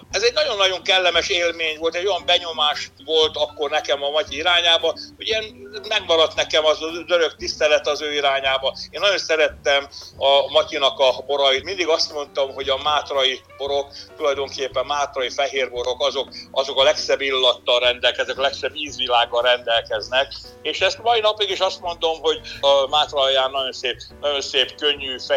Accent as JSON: {"language": "Hungarian", "country": "Hungary", "said": "magyarok vagyunk"}